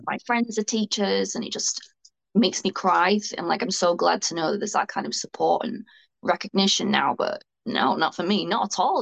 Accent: Bolton, North West England, United Kingdom; where I'm from Bolton

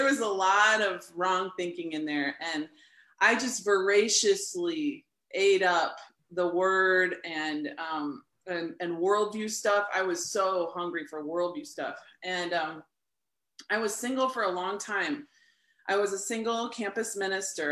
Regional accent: St. Louis, Missouri, United States; also born or lived in Lawrence, Kansas; I'm from St. Louis, Missouri, and I grew up in a non-religious home, non-Christian home

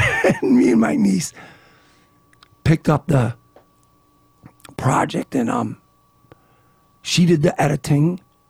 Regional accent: Niagara Falls, United States; growing up in Niagara Falls, like I said, the subject matter became part of my life as early as a 15-year-old attending high school basketball games.

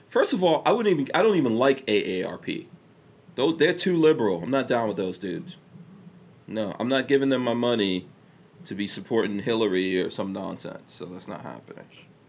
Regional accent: India; I'm pretty sure I was excluded from that because I'm, you know, I'm Indian.

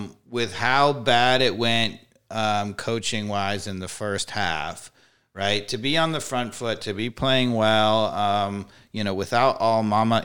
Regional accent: New York, United States; See, you yes, can tell ma'am. I'm from New York.

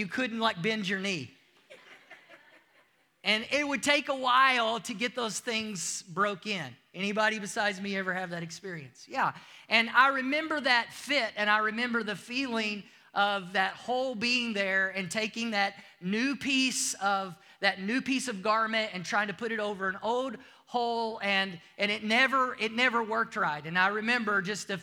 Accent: United States; moved away; if you can't tell from my accent, I'm from the United States

